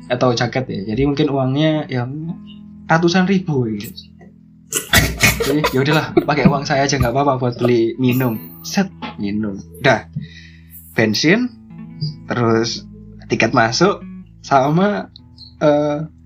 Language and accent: Indonesian; Krian, East Java, Indonesia; nah sedangkan kita dari Krian Krian sidoarjo ya sekitaran situlah kita anak-anak pinggir kota ya